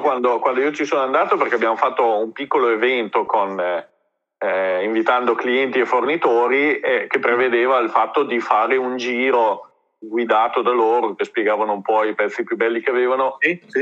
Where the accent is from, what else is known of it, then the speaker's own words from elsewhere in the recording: Reggio Emilia, Emilia-Romagna, Italy; io sono di Reggio